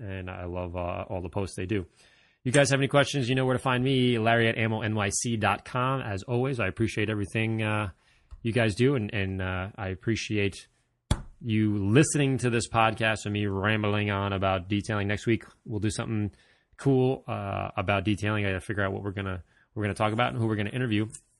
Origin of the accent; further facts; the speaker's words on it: Netherlands; first language Dutch; English is a second language; I am from the Netherlands and my original language is Dutch, not English.